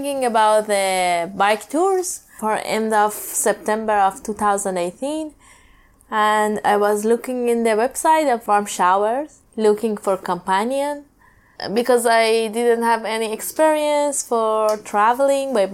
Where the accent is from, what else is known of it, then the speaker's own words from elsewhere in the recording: Iran; also born or lived in Tehran; I'm from Iran, and I live in capital, Tehran